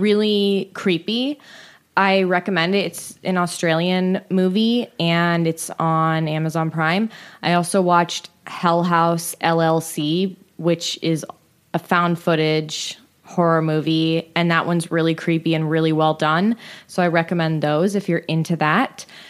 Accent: San Francisco, California, United States; I grew up in San Francisco

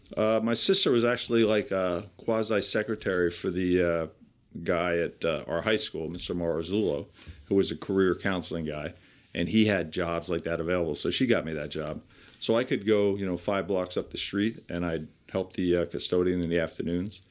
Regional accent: Piscataway, New Jersey, United States; I grew up in Piscataway, uh, New Jersey, and I graduated from Piscataway High School

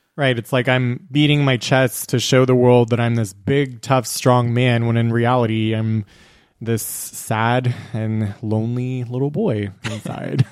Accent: Texas, United States; we are three men who were born and raised in Texas

